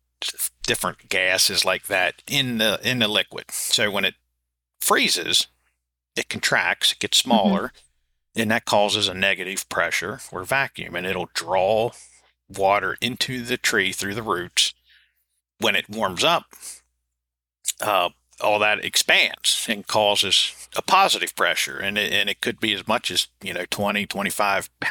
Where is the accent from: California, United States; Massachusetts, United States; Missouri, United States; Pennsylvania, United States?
Pennsylvania, United States; Adams County, South Central; accent: southern drawl; where I grew up in South Central Pennsylvania, that particular part of Adams County